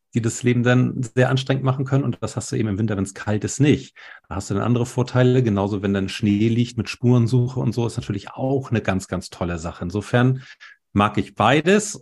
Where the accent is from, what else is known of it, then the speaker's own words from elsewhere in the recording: Hamburg, Germany; also born or lived in Baltic Sea coast; ich bin ja in Hamburg geboren und wir leben hier an der Ostsee.